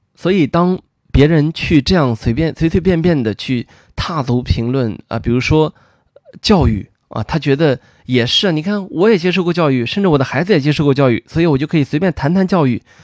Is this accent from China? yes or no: yes; northern China, China; 作为一个北方人